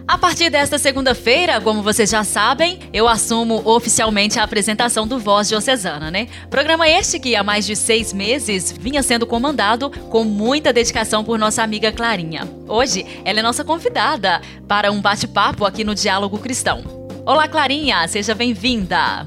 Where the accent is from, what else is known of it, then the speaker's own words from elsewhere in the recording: Imbé de Minas, Minas Gerais, Brazil; moved away as an adult; now in Inhapim, Brazil; sou da cidade de Imbed, Minas. Mas desde dois mil e oito, moro na cidade de Inhapim